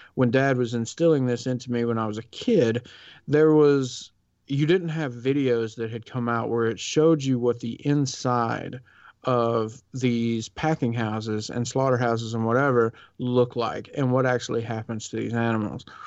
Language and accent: English; the South, United States; I grew up in the South